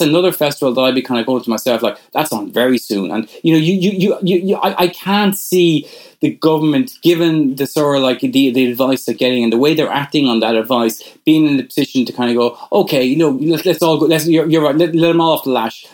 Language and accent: English; Ireland; we're Irish